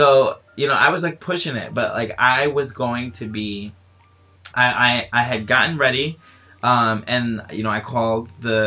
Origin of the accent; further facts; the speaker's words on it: New York, United States; I'm from New York